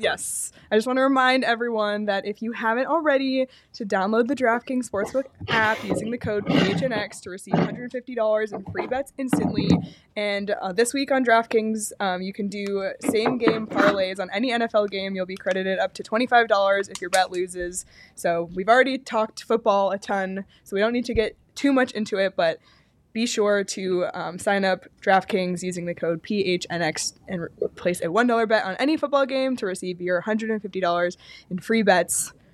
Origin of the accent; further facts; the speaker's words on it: Canada; I grew up in Canada